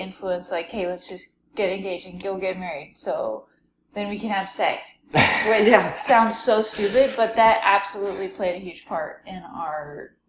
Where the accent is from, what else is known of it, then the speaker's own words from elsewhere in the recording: Houston, Texas, United States; moved away as an adult; also born or lived in Provo, Utah; I grew up in Houston, Texas, and I grew up dancing.